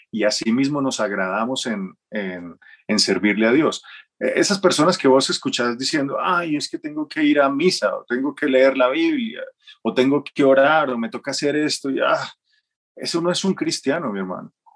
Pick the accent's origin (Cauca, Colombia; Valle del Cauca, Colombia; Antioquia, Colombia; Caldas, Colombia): Caldas, Colombia; Manizales; yo soy de Manizales. Yo nací en Manizales